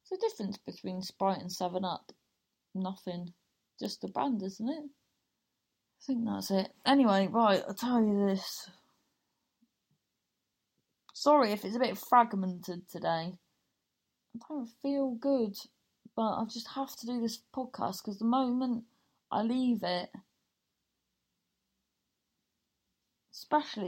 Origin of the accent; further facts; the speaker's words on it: Cornwall, South West England, United Kingdom; we grew up in Cornwall